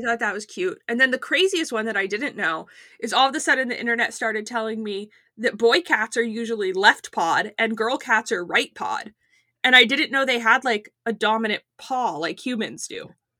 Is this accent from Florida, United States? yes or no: yes; Florida, United States; now in Atlanta, United States; I grew up in Florida.